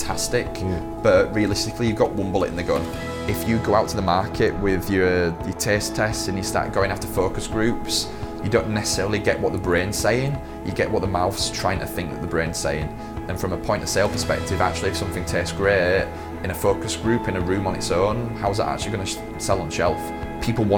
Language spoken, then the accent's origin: English; Yorkshire and the Humber, United Kingdom; moved away; also born or lived in Lancaster; I grew up in Yorkshire to start with. I went to the university at Lancaster